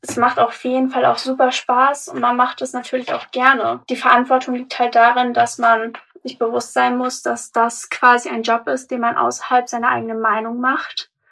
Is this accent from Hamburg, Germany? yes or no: yes; Hamburg, Germany; ich bin 18 und ich komme aus Harburg